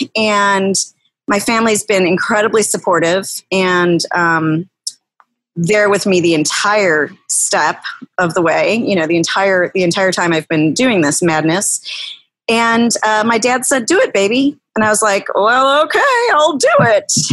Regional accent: River Forest, Illinois, United States; now in Riverside, United States; I grew up in River Forest.

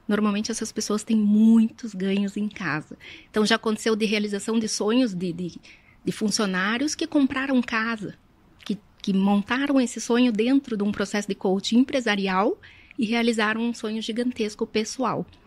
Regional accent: Curitiba, Paraná, Brazil; eu sou nascida e criada em Curitiba

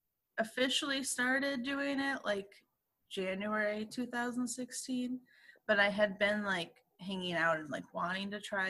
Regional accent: Midwest, United States; moved away as an adult; now in Seattle, United States; Like being an hour and a half, 2 hours away from my hometown isn't like really.

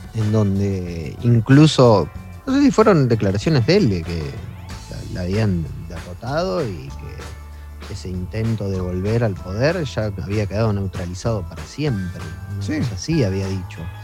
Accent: Argentina; como argentino

